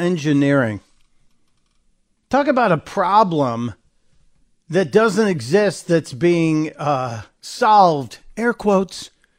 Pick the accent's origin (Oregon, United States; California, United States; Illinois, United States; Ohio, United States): Illinois, United States; Chicago; I grew up in Chicago, not exactly a place where everybody goes out camping all the time. I grew up on the south side of Chicago, and then my family moved to the near north suburbs